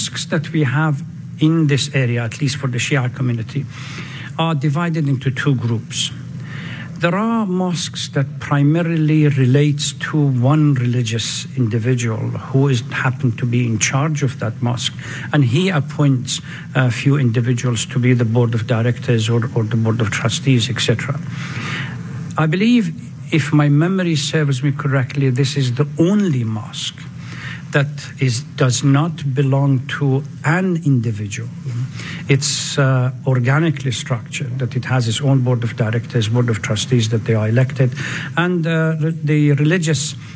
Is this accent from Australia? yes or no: no; Najaf, Najaf Governorate, Iraq; moved away as an adult; also born or lived in Syria / Lebanon / Turkey / Iran; now in Dearborn, United States; Originally, I'm from Iraq. My ancestors immigrated from Iran to Iraq about 120, 130 years ago. And I, from paternal side, they were born in Iraq, and I was born then. Was born in the holy city of Najaf on the southern part of Iraq.